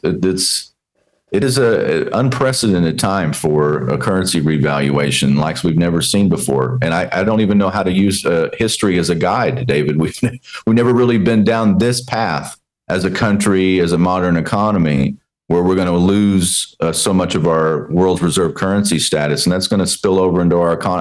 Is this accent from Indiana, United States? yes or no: no; Texas, United States; growing up in Texas, uh, watching my dad